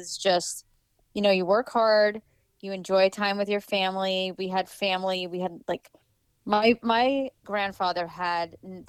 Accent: New York, United States; now in Florida, United States; So we were on the South Shore. I went to Lumbrook High School. My family, most of my family is still there.

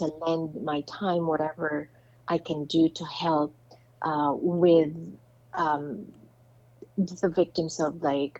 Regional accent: Philippines; there he was getting married, and here I was accepting an award for my, I guess, impact as a Filipino, right?

